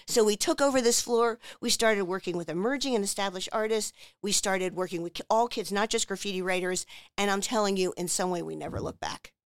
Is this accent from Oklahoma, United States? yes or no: no; Margate City, New Jersey, United States; moved away as an adult; also born or lived in Los Angeles, California; now in Philadelphia, United States; I grew up in Margate, New Jersey, right by the beach